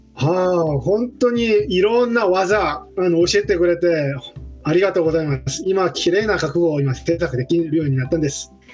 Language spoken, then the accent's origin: Japanese; Seoul, South Korea; Japanese is a second language; moved away as an adult; also born or lived in Jeju Island, South Korea; now in Germany; 私はソウル出身